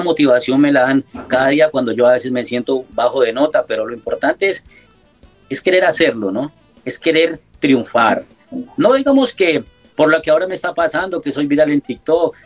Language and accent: Spanish; Balboa, Cauca, Colombia; moved away as an adult; also born or lived in Italy; now in Paris, France; yo extraño mi tierra, ese balcón del Patía que es Balboa Cauca, es un pedacito de tierra que, que lo llevo en el corazón